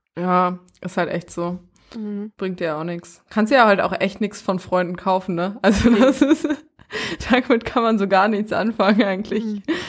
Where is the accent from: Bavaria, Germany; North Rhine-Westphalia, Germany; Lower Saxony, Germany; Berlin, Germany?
Berlin, Germany; Ich komme aus Berlin